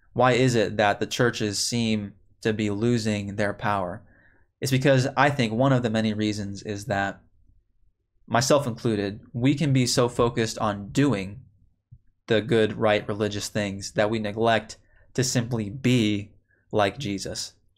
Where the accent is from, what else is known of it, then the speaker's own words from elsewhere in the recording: Chicago, Illinois, United States; now in Texas, United States; I grew up in the Chicago area.